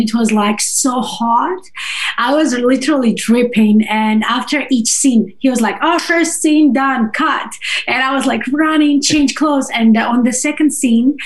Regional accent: Moscow, Russia; first language Russian and Georgian; English is a second language; moved away as an adult; also born or lived in Georgia / China; now in United States; I was born in Russia, in the capital of Russia, in Moscow. But I'm ethnically from another country. I'm from Georgia

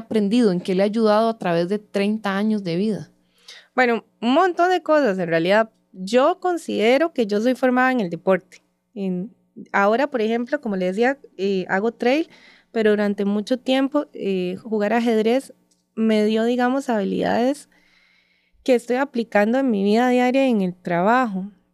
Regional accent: San Ramón, Alajuela, Costa Rica; yo soy de San Ramón de la Juela, eh, toda mi vida eh, se ha desarrollado ahí.

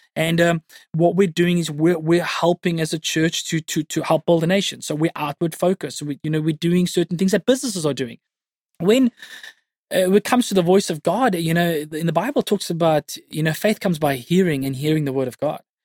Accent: Cape Town, Western Cape, South Africa; born and bred in Cape Town you know, went to high school at Stellenberg High School in the northern suburbs. Yeah, raised in the northern suburbs.

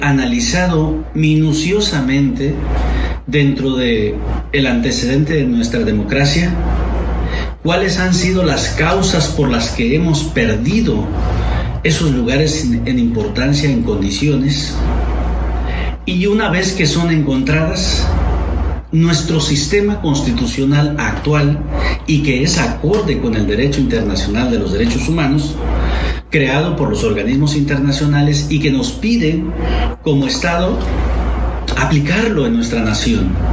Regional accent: Mexico

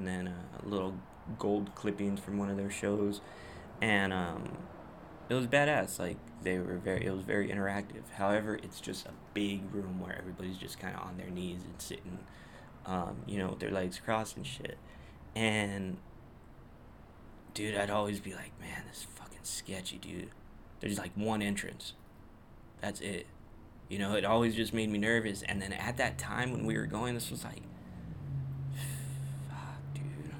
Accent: Whittier, California, United States; my hometown, my city, the place where I live, Whittier, Southern California

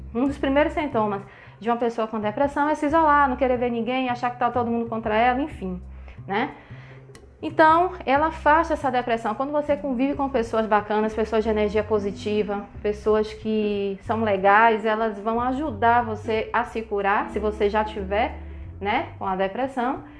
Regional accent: Salvador, Bahia, Brazil; eu sou de Salvador

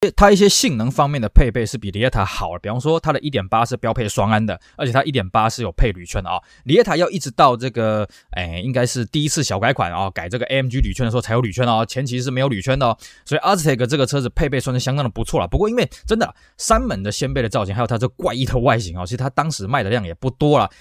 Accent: Taiwan; 我们台湾人崇洋

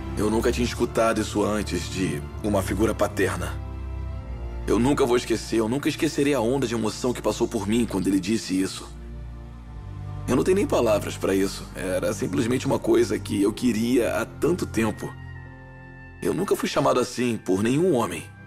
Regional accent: Youngstown, Ohio, United States; é onde eu cresci

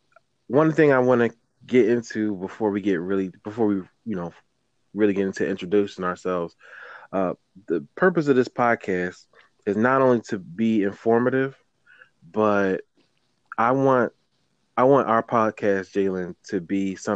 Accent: Philadelphia, Pennsylvania, United States; We are from Philadelphia

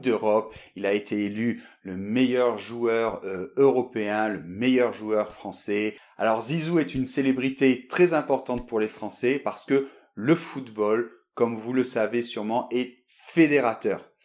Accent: Bordeaux, Nouvelle-Aquitaine, France; now in Madrid, Spain; je suis de Bordeaux

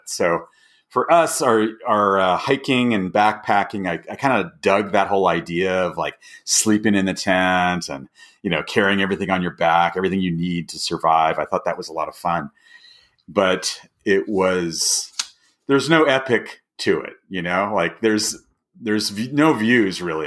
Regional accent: Alhambra, California, United States; moved away as an adult; also born or lived in Midwest / Orange County / Los Angeles; now in Bend, United States; I was born and raised in Southern California for many years, uh, with, uh, probably ten years in the Midwest that I spent

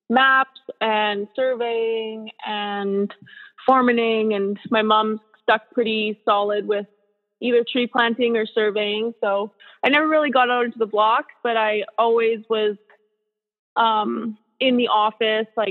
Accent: Quesnel, British Columbia, Canada; also born or lived in Prince George, British Columbia; I'm born and raised in Quesnel

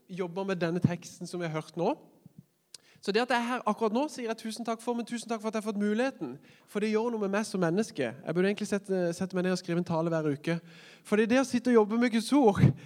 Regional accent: Kristiansand, Agder, Norway; moved away as an adult; now in Oslo, Norway; jeg er jo født og oppvokst i Kristiansand og trodde aldri jeg skulle flytte ut av kommunen. Men nå bor jeg i Oslo.

